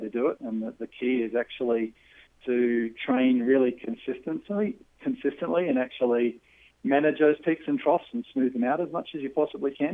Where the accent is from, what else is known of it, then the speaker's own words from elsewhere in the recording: Australia; also born or lived in New Zealand; I'm an Aussie